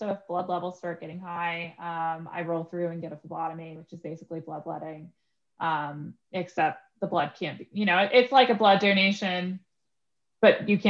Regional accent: New York, United States; now in Pittsburgh, United States; You know, I come from New York, which it was like crazy moving to Pittsburgh, you know, because I went from a super big city to a medium, moderate sized city

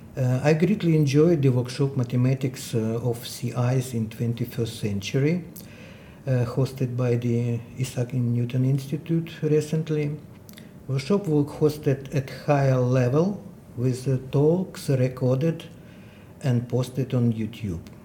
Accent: Dnipro, Dnipropetrovsk Oblast, Ukraine; English is a second language; moved away as an adult; I was in my hometown, Dnipro, eastern central part of Ukraine.

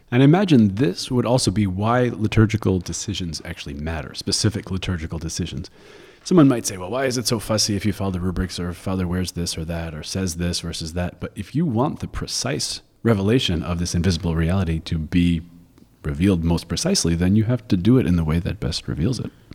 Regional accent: New York, United States; I'm from New York, that's how we talk

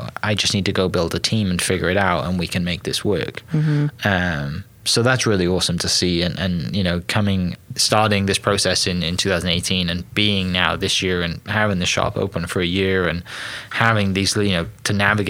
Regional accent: Wales, United Kingdom; Welsh, I'm from Wales

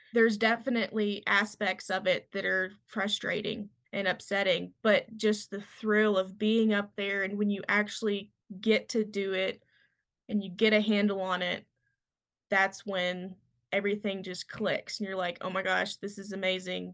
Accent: Kentucky, United States; moved away as an adult; now in Montana, United States; I'm from Kentucky

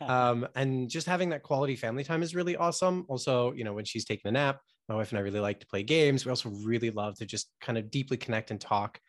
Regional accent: United States; I was born here in the States, but Um, yeah, having parents from the Middle East

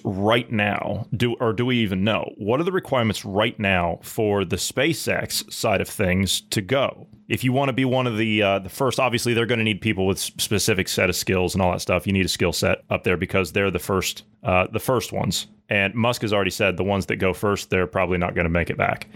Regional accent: Ohio, United States; I grew up in Ohio

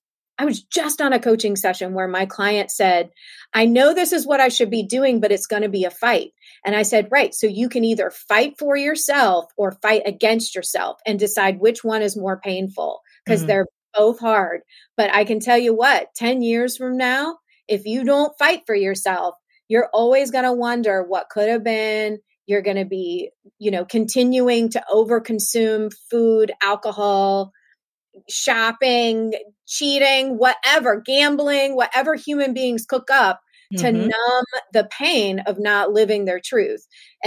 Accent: Southern United States, United States; I was raised in the South of the United States.

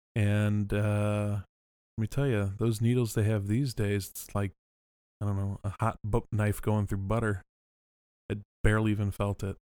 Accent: California, United States; We're from California

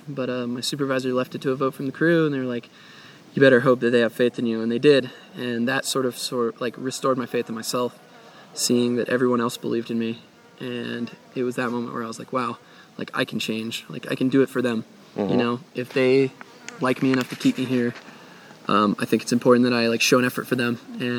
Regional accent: Florida, United States; Yeah, it went right up through Florida and then got to my hometown where it's like, it's Tallahassee and Jacksonville

